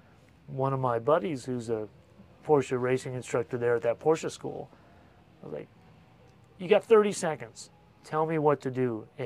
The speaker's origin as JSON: {"language": "English", "town": "St. Louis", "region": "Missouri", "country": "United States", "said": "St. Louis."}